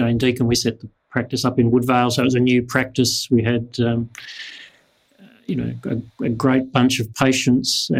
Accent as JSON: {"language": "English", "town": "Kalgoorlie", "region": "Western Australia", "country": "Australia", "tie": "born or raised there", "also_born_or_lived": "Kent, England", "moved": "yes", "lives_now": "Perth, Australia", "said": "We came from Kent in England, and went straight from Kent in England to Kalgoorlie"}